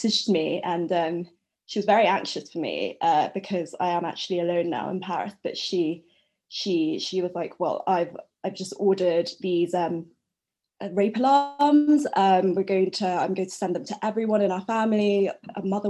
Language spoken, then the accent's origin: English; London, United Kingdom; I'm from London, UK